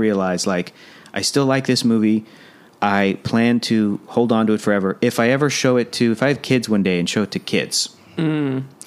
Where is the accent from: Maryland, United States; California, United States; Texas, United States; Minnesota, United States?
California, United States; San Diego; I'm from San Diego, went to college in San Diego